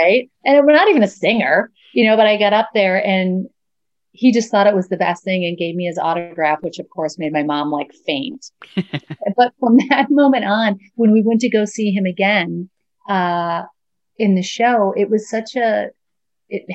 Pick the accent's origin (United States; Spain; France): United States; Buffalo, New York; now in New York City, United States; I grew up in Buffalo